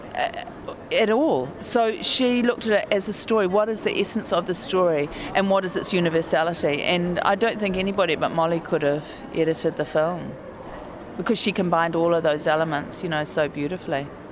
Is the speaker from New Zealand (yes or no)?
yes; New Zealand; I am a New Zealander